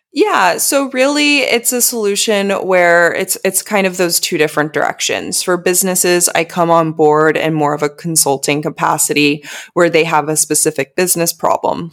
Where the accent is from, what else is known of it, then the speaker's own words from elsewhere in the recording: United States; moved away as an adult; also born or lived in Southeast Asia; still making money back in my home country. 'Cause as we know in the U S